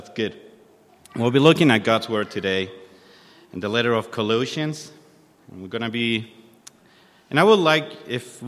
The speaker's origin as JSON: {"language": "English", "country": "Chile", "moved": "as an adult", "lives_now": "Australia", "said": "I'm from Chile. We arrived to Australia with my family July 2021"}